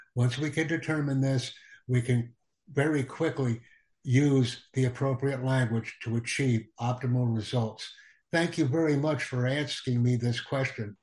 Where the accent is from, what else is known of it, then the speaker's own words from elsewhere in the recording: United States; I am from the United States